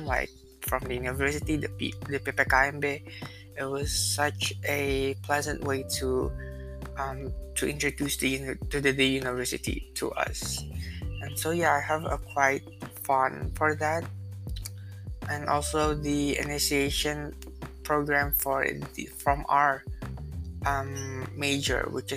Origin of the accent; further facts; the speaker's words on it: Jakarta, Indonesia; Back home here in Jakarta, especially in my school